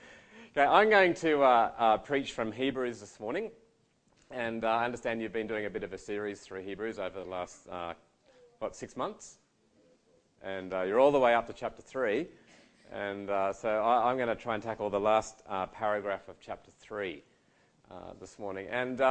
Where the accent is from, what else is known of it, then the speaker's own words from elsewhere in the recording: New South Wales, Australia; moved away; Mandurah, come on. It's 400 people. And I grew up in Mandurah, little town, loved it, great little town. It's not on the highway, so you got to go off the highway to get there.